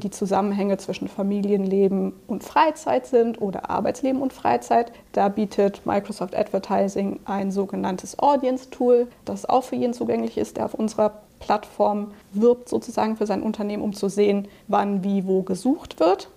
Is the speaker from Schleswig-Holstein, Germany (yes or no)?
no; Cologne, North Rhine-Westphalia, Germany; moved away as an adult; also born or lived in Dublin, Ireland; now in Munich, Germany; ich bin tatsächlich gebürtige Kölnerin